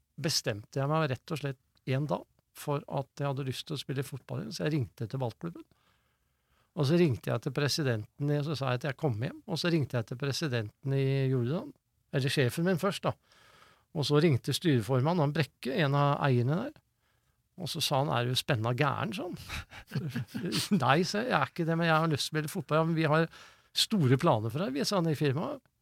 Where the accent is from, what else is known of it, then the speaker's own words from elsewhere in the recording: Sandefjord, Vestfold, Norway; jeg er jo født og oppvokst i Sandefjord